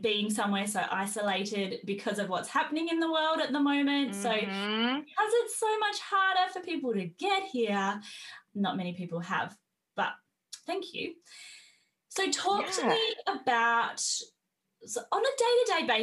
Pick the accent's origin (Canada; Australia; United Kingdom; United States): Australia; Perth, Western Australia; accent: Australian; I'm from Western Australia in Perth